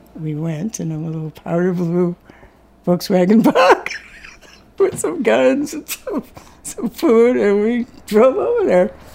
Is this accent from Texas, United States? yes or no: no; Mashpee, Massachusetts, United States; I'm from the Mashpee Wampanoag tribe and a member of the Bear Clan